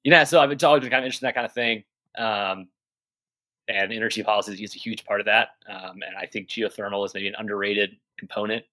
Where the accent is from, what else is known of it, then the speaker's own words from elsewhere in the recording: Tennessee, United States; moved away as an adult; also born or lived in North Carolina / Georgia; now in Kodiak, United States; I grew up in Tennessee